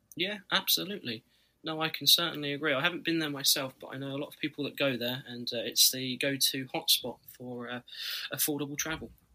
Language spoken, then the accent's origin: English; Scotland, United Kingdom; also born or lived in Florida, United States; I'll be back in Scotland.